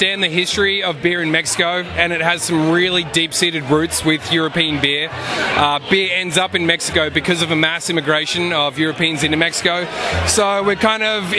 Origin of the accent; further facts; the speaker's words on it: Australia; now in United States; As an Australian